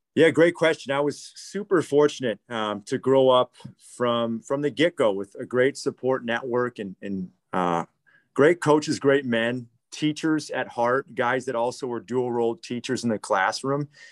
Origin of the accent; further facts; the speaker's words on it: Waukesha, Wisconsin, United States; I grew up in the Waukesha community